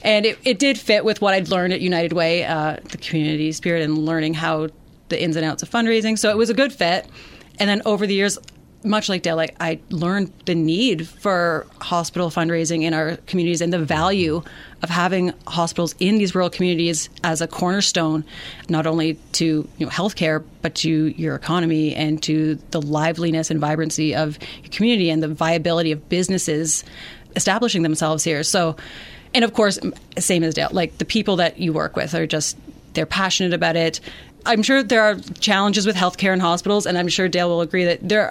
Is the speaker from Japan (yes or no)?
no; Mississauga, Ontario, Canada; moved away as an adult; also born or lived in Kitchener / Stratford; now in Brussels, Ontario, Canada; I'm originally from Mississauga, but I've been living in Brussels for the past decade.